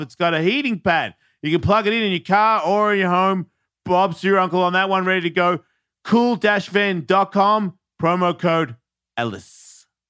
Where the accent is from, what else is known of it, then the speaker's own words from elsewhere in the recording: Australia; being an Australian